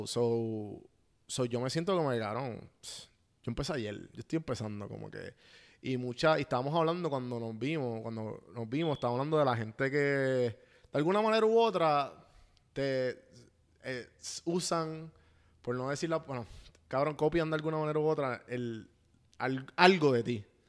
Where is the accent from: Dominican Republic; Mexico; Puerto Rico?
Puerto Rico; nos criamos en Puerto Rico